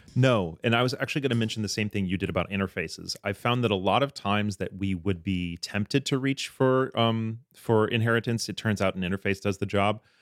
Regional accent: Michigan, United States; I grew up in Michigan

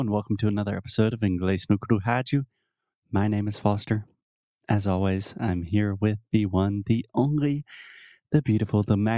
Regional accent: South Carolina, United States; South Carolina, my home state.

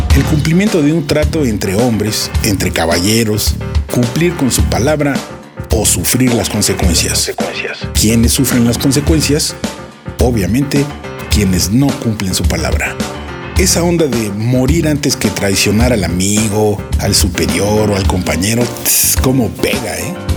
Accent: Mexico

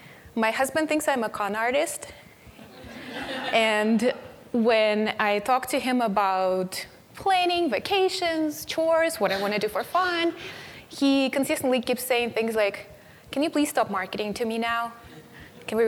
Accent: Siberia, Russia; English is a second language; moved away as an adult; When I was 19, I moved from Siberia, and one of the articles is about

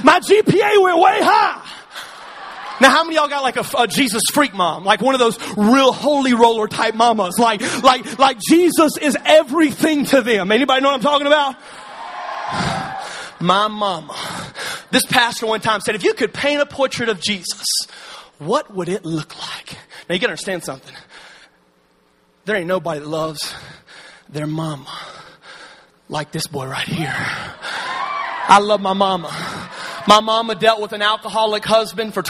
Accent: Alabama, United States; See, I'm from Alabama.

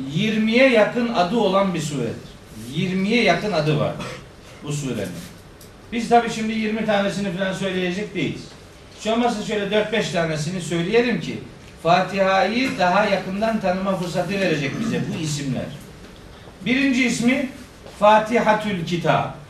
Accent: Turkey; biz Türkiye'de doğduk

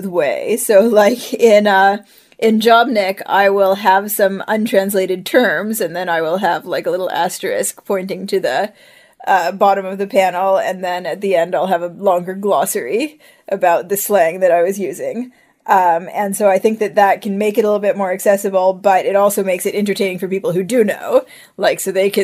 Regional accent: Ohio, United States; also born or lived in Israel / Seattle; now in Vancouver, Canada; our Orthodox community that we grew up in Ohio

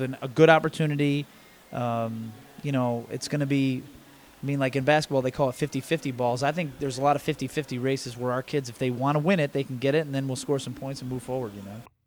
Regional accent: Buffalo, New York, United States; now in East Lansing, United States; I grew up basically right across the street from where the campus is

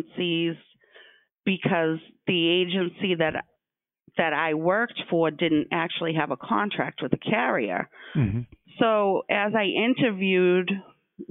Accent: Stoughton, Massachusetts, United States; I was born and raised in Stoughton and have a lot of contacts in my own town

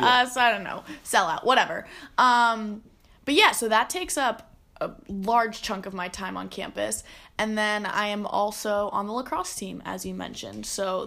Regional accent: Columbia, Maryland, United States; I'm a junior. I'm from Columbia, Maryland. It's kind of between Baltimore and D.C., but I associate more with Baltimore.

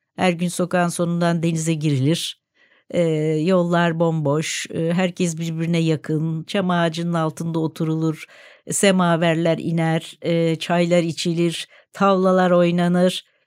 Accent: Istanbul, Turkey; also born or lived in Caddebostan, Istanbul; Ben Nişantaşı'nda doğdum e, o zaman e, 1955 yılında

